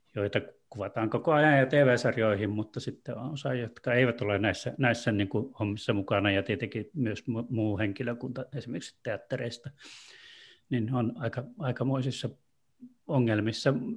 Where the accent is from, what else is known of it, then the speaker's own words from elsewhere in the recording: Torne Valley, Lapland, Finland; Tornionjokilaaksosta, eli sieltä, mistä mä oon kotoisin